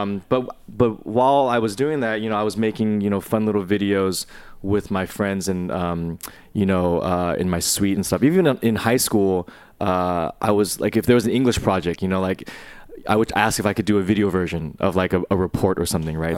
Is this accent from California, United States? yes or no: yes; Bay Area, California, United States; I grew up in, I grew up in the Bay Area, um, in a mostly, like, uh, white suburb